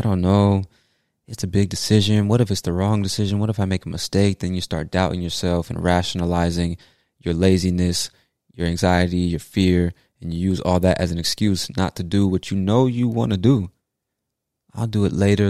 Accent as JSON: {"language": "English", "country": "United States", "said": "I'm an American"}